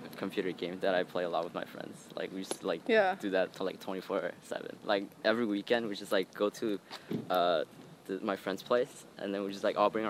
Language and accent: English; Oklahoma City, Oklahoma, United States; born there; I was born here. I was born in Oklahoma City. It's really random.